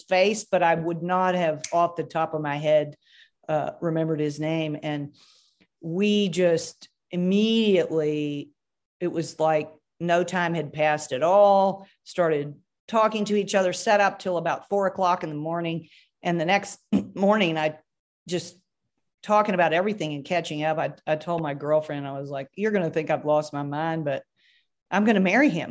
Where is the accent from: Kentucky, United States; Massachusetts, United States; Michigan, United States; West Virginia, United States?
Kentucky, United States; now in Texas, United States; I'm from Kentucky